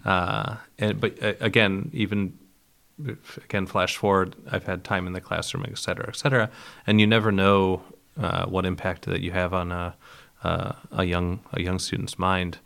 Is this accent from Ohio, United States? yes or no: yes; Geneva, Ohio, United States; moved away; I was born in Geneva, Ohio, which is right near Lake Erie, one of the Great Lakes